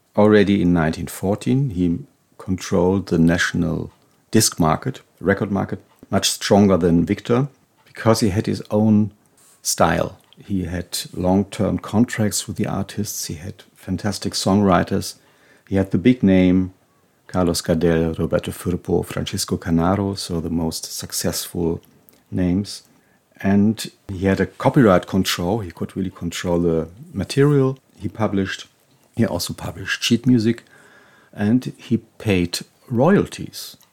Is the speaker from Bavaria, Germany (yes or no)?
no; Hanover, Lower Saxony, Germany; Hanover, my hometown